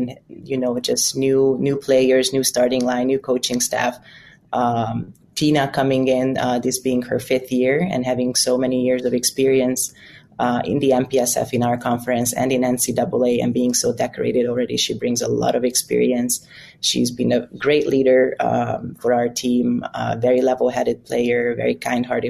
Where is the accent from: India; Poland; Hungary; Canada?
Hungary; Budapest; English is a second language; moved away as an adult; now in United States; I'm from Budapest, Hungary, and I came here barely speaking enough English